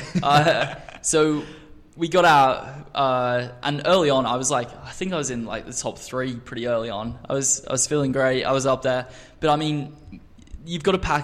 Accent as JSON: {"language": "English", "country": "Australia", "tie": "born or raised there", "also_born_or_lived": "England", "moved": "yes", "lives_now": "United States", "said": "I grew up really in Australia from the age of 7, and we in Australia we do not have winter"}